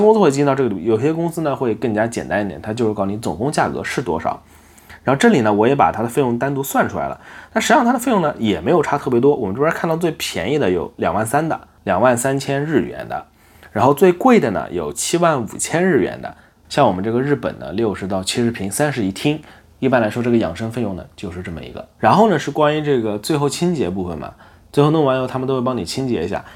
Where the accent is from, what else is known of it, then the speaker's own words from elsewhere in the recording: southern China, China; now in Osaka, Japan; 我们南方，我们那边叫临盆头